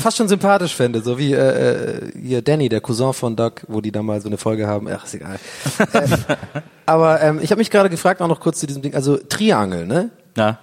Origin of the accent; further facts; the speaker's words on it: Tübingen, Baden-Württemberg, Germany; moved away as an adult; now in Berlin, Germany; als ich in Tübingen aufgewachsen bin